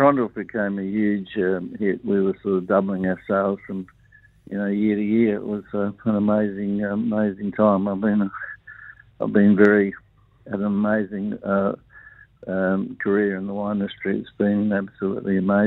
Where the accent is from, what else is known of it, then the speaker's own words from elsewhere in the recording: Lyndoch, South Australia, Australia; being a Brosser boy, and I used to play cricket on weekends from my hometown of Lindock